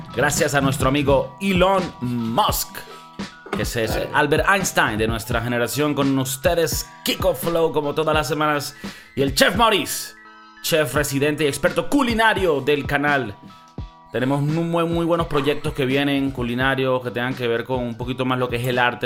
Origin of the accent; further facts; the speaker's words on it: Venezuela; yo tengo un abuelo que era español, eh, mi abuela era colombiana, yo nací en Venezuela